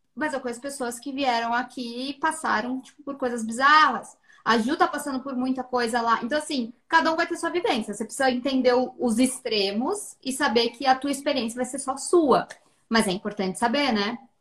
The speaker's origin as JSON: {"language": "Portuguese", "country": "Brazil", "moved": "yes", "said": "Nós, como brasileiras, temos essa dor de ir para o mundo"}